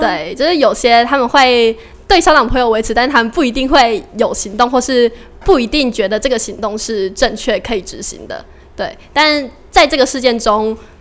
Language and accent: Chinese; Tainan, Taiwan; 因为台南是我的故乡